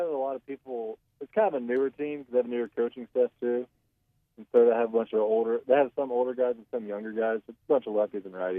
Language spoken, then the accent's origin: English; Bullard, Texas, United States; now in Tyler, United States; I grew up in Bullard. I live in Tyler now.